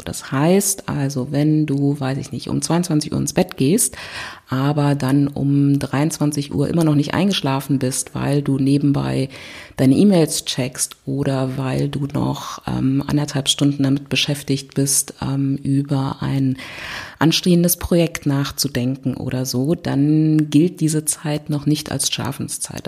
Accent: Berlin, Germany; ich komme aus Berlin

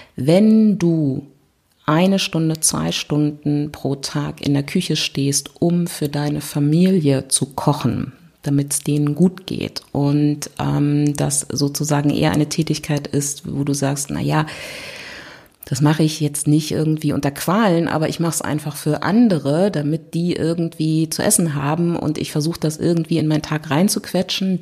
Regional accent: Berlin, Germany; ich komme aus Berlin

